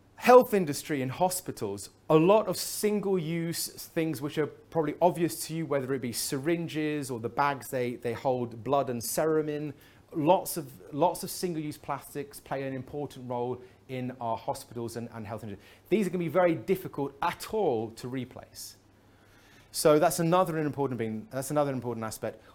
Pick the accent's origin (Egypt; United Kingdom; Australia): United Kingdom; England; I'm from England